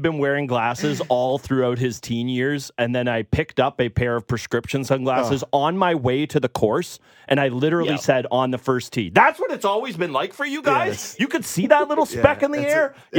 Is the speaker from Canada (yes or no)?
yes; Canada; We're also Canadian patriots, mm-hmm. and our beloved Canadian men have just started their game against France.